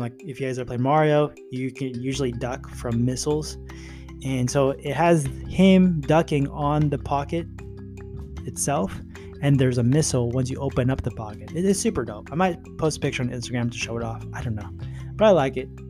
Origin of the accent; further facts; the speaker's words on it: California, United States; I was born in California.